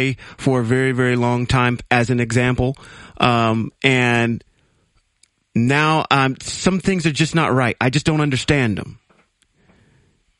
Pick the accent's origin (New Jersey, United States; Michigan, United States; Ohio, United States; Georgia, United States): Ohio, United States; moved away; also born or lived in Reno, Nevada; I'm originally from Ohio, and when I moved out to the West Coast, I went to this small little Baptist church in Reno, Nevada.